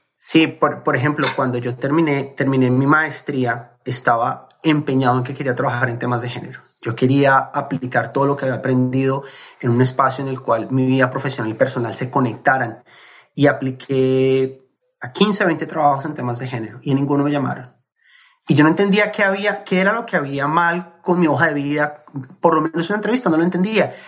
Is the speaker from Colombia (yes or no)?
yes; Colombia; moved away as an adult; Yo crecí en Colombia, viví en Colombia hasta los 23 años